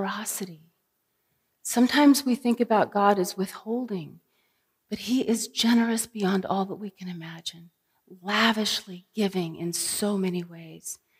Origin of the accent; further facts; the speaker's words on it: California, United States; being a Californian